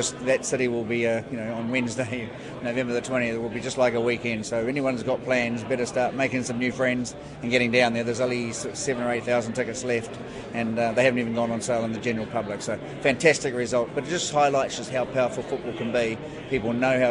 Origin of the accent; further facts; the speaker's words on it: Taranaki, New Zealand; Taranaki is my hometown